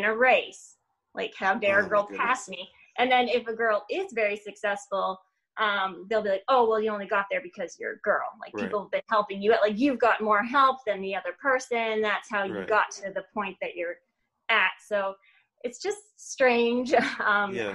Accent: Ontario, Canada; moved away as an adult; now in Michigan, United States; I was born and raised in Ontario, Canada

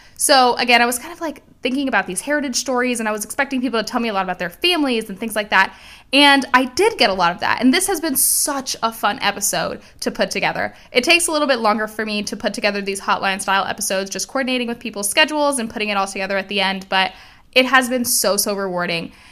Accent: Miami, Florida, United States; I am Cuban. I was born and raised in Miami, Florida

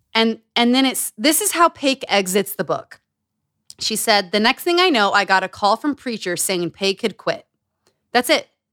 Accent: Utah, United States; Growing up in Utah

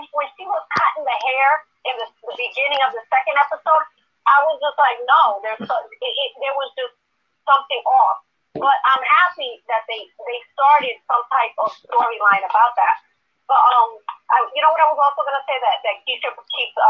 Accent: New York City, New York, United States; I grew up in New York City

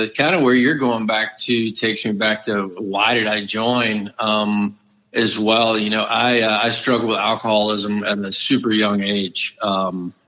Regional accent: South Florida, United States; moved away as an adult; Tom and I grew up down in South Florida

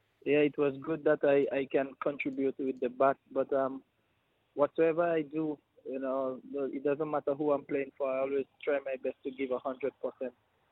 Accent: New Zealand; now in Australia; Well, I came from New Zealand to Australia, so I had no quarantine.

